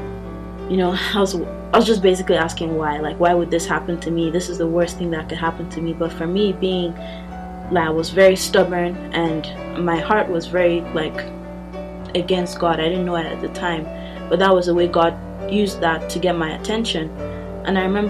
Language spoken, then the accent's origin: English; Nigeria; also born or lived in Austin, Texas; now in Lubbock, United States; I'm from Nigeria